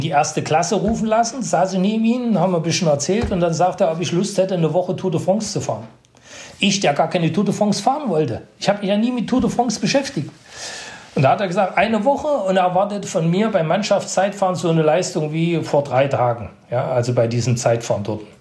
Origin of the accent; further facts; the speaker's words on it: Netherlands; Also ich bin unten rangekommen als Holländer am Berg der Holländer